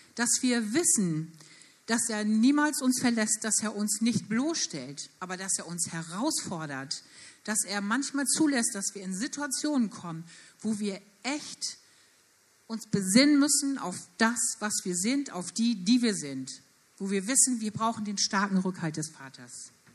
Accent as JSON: {"language": "German", "country": "Germany", "said": "Wir als Deutsche"}